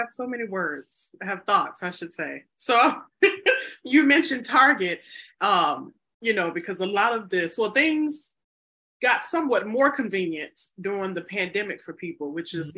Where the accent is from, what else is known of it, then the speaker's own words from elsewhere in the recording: United States; also born or lived in Chicago, Illinois; I'm an American